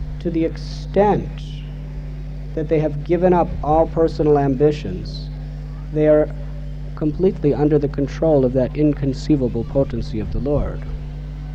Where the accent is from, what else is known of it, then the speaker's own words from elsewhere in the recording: United States; I was born in America